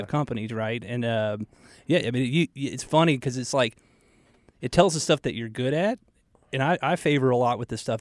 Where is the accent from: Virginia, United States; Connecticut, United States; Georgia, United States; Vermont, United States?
Georgia, United States; moved away; I grew up in Georgia.